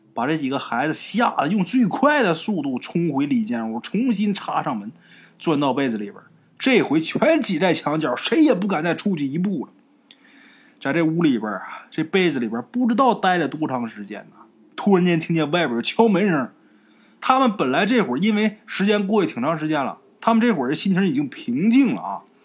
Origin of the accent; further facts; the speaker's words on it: Northeast China, China; 这个大姨啊，是咱们东北人，对自己父母辈的人的称呼。哎，就像南方管叫阿姨啊，我们那边儿都叫大姨